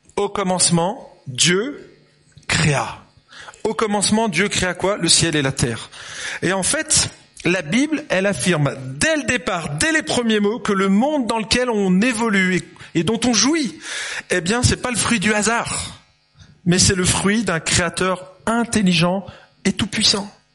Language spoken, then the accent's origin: French; Lyon, Auvergne-Rhône-Alpes, France; moved away; also born or lived in Dijon / Geneva; je suis né en 71, à Lyon exactement, le pays de la quenelle